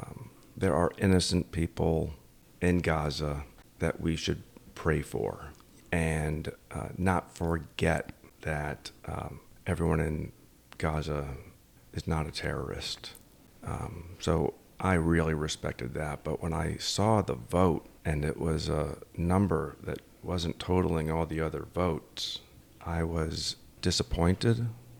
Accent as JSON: {"language": "English", "region": "Connecticut", "country": "United States", "tie": "born or raised there", "said": "Grew up in Connecticut, and I grew up eating bacon and eggs."}